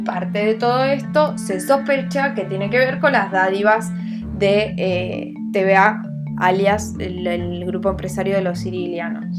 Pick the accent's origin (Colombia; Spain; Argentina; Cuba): Argentina; Neuquén; yo soy neuquina